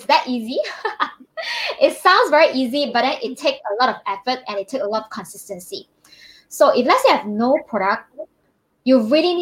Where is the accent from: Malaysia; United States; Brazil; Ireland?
Malaysia; I'm from Malaysia.